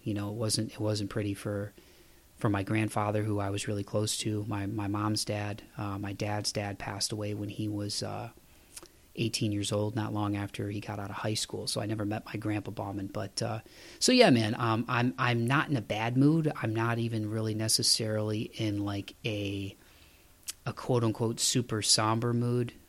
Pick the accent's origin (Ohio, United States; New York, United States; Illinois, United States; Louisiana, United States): Ohio, United States; Toledo; moved away as an adult; now in Tennessee, United States; the last winter I was home in Toledo, Ohio, my hometown